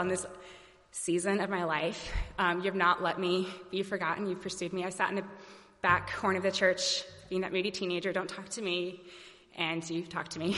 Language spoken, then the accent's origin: English; Alabama, United States; now in St. Louis, United States; I was actually born here in St. Louis, moved away and um, to Alabama, I was raised in Alabama